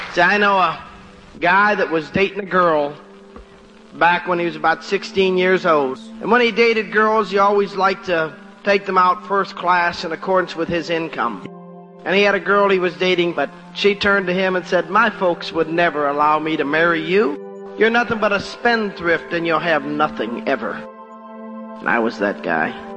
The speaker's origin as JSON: {"language": "English", "town": "Rome", "region": "New York", "country": "United States", "tie": "born or raised there", "moved": "yes", "said": "I go back to my hometown in Rome, New York"}